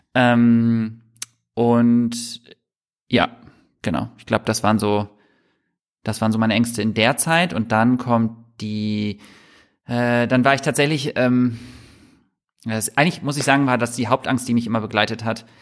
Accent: Düsseldorf, North Rhine-Westphalia, Germany; moved away as an adult; now in Hamburg, Germany; Ich bin in Düsseldorf ähm, aufgewachsen

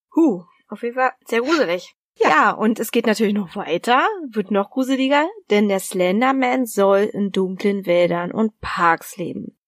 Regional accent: Berlin, Germany; accent: Berliner; Also ich komme ja aus, ursprünglich aus Berlin

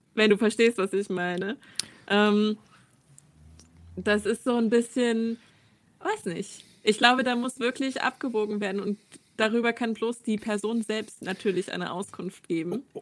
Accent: southeastern Saxony, Germany; moved away as an adult; now in Halle, Germany; aufgewachsen in der Diaspora in Südostsachsen

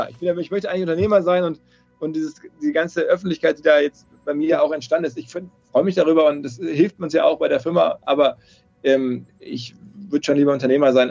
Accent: North Rhine-Westphalia, Germany; Ich bin aus dem Ruhrgebiet und das haben meine Eltern mir geschenkt

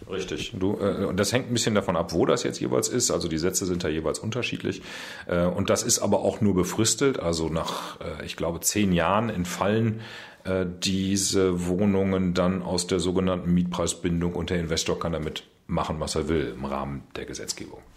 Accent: Münster, North Rhine-Westphalia, Germany; das Presseamt meiner Heimatstadt leiten in Münster

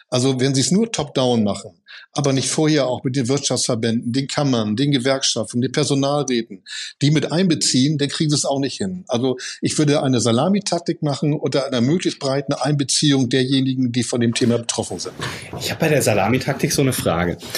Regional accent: Cologne, North Rhine-Westphalia, Germany; Und für mich als Kölner Lokalpatriotist.

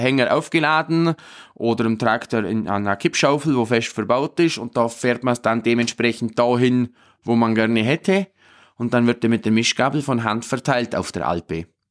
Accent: Obermaiselstein, Bavaria, Germany; bei uns in Obermeißelstein

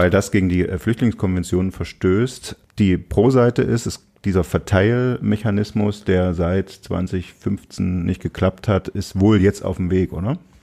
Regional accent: Saxony, Germany; als Sachse

